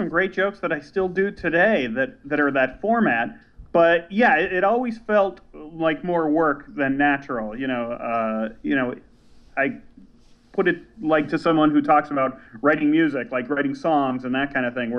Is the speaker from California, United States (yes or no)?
no; Chicago, Illinois, United States; moved away as an adult; also born or lived in San Francisco; I grew up in Chicago